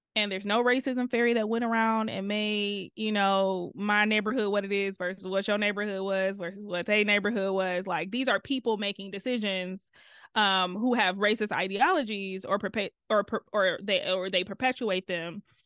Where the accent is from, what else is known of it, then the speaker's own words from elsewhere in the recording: Detroit, Michigan, United States; accent: Detroit; moved away as an adult; now in Chicago, United States; grew up on the east side of Detroit